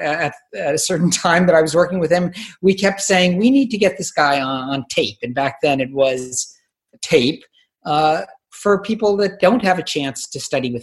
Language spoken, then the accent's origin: English; Palo Alto, California, United States; also born or lived in San Francisco, California; now in Mill Valley, United States; I grew up in the Bay Area in Palo Alto